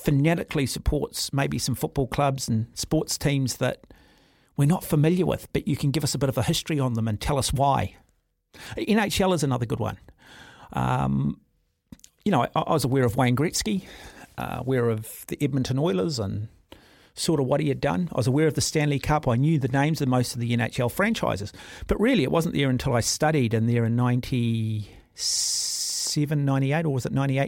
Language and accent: English; Auckland, New Zealand; also born or lived in North Shore; I grew up in Auckland. I'm an Auckland rugby fan. I spent a lot of time living on the North Shore